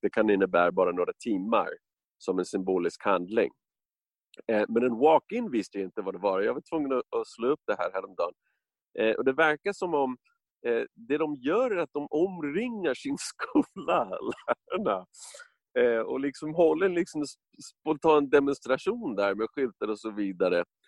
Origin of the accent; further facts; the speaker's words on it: United States; Swedish is a second language; moved away as an adult; now in Stockholm, Sweden; när jag växte upp i USA på 60 70-talet